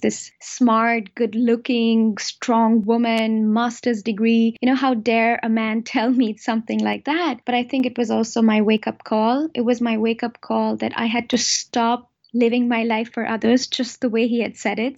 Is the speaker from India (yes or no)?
yes; India; now in Germany; I am originally from India, and I am married to a German, and I am a German citizen now, but still very much an Indian at heart